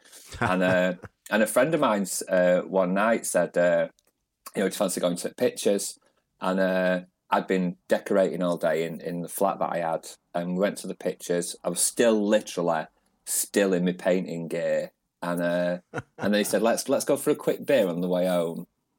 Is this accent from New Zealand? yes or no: no; Manchester, North West England, United Kingdom; I am, yeah, originally. I'm from East Manchester. So, I suppose, like, thinking about it, I was born in the mid 70s. It's considered a bit more of the rough end of Manchester.